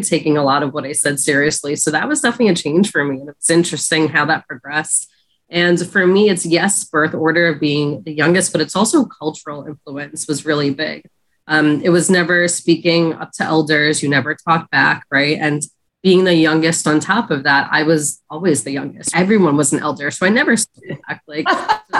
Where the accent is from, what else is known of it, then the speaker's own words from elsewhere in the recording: Long Island, New York, United States; I grew up in Long Island, New York, predominantly Caucasian in my area